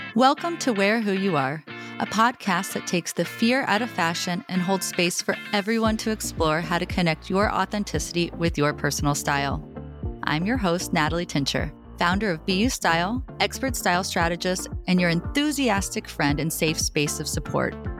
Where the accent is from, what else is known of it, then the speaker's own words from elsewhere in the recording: United States; being born and raised in the United States